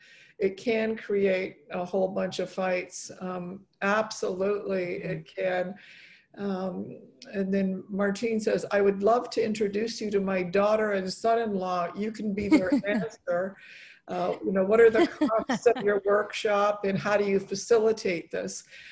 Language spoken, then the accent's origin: English; Poland; born there; I was born in Poland, and my dad's buried there, and I wanted them to, get to know their Polish culture.